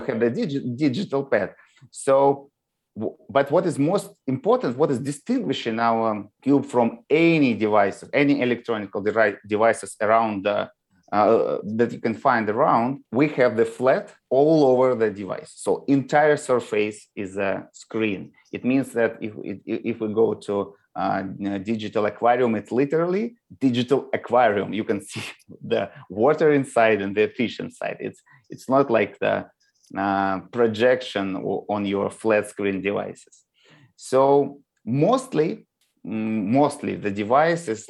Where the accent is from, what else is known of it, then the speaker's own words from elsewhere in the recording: Moscow, Russia; now in United States; I was born in Moscow, and all my relatives is from Moscow. You know, like I always tell people that uh, we visited the same elementary school with my grandma